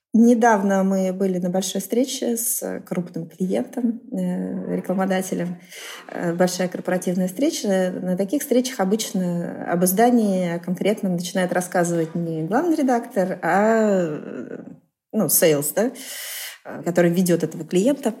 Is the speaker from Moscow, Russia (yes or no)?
no; Vengerovo, Novosibirsk Oblast, Russia; moved away; Я выросла в сибирском селе Венгерово